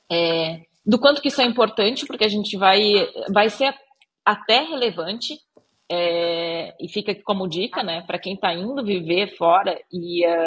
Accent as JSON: {"language": "Portuguese", "country": "Brazil", "moved": "yes", "said": "esqueço que eu sou brasileiro, não quero saber de ser brasileiro, porque ser brasileiro é ruim, né? Porque eu tô vivendo em outro lugar"}